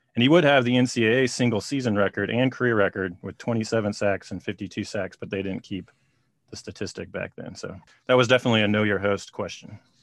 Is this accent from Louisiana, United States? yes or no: no; Kansas, United States; also born or lived in Southwest Missouri; I grew up in Kansas